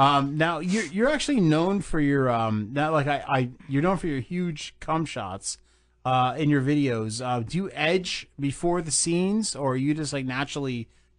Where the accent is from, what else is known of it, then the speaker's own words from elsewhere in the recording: New Jersey, United States; Dude, I'm from Jersey